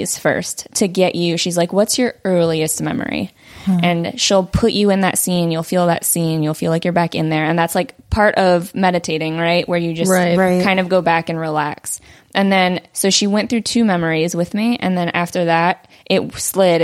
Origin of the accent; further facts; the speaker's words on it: Simi Valley, California, United States; first language Vietnamese; English is a second language; I grew up here in the Valley